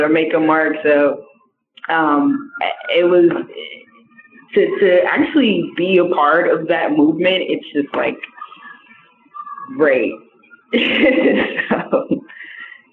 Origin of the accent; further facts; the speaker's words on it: the South, United States; I'm from the South, so it is kind of different for me